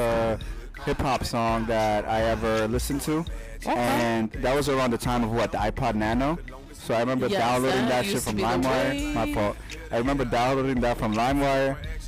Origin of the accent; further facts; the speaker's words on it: New York, United States; I'm born and raised from the Bronx, Latino, Mexican, represent.